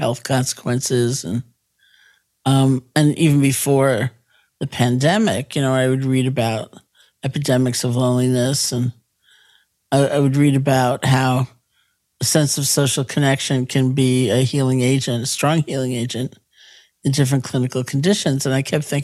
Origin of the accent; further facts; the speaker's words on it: New York City, New York, United States; I grew up in New York City